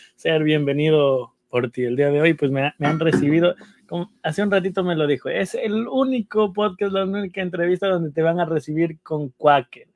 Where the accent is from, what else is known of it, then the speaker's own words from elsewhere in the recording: Ecuador; moved away as an adult; now in New York, United States; somos los ecuatorianos